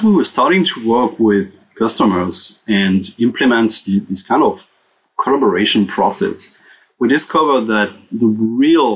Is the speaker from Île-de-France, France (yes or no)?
yes; Paris, Île-de-France, France; also born or lived in Los Angeles; So I'm from Paris, and I'm actually living between Paris and Los Angeles.